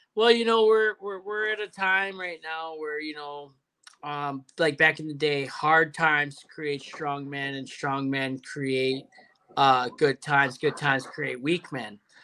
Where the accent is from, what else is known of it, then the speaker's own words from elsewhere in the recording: Canada; I'm Canadian